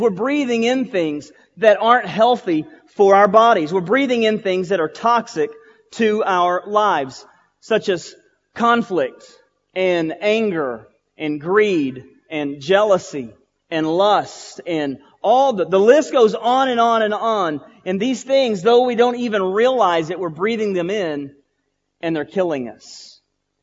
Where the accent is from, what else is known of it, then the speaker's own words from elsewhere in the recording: Boyd, Texas, United States; I was at Trinity Baptist Church in Boyd, Texas. That's my hometown